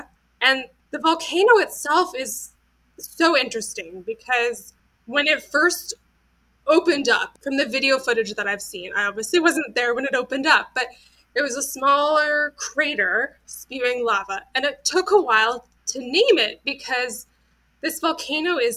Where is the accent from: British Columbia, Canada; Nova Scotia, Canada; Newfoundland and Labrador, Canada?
British Columbia, Canada; moved away as an adult; also born or lived in Reykjavik, Iceland; I grew up in British Columbia